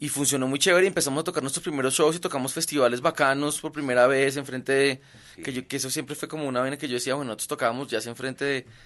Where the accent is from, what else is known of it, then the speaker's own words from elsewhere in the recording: Belgium; Yo soy de Bélgica.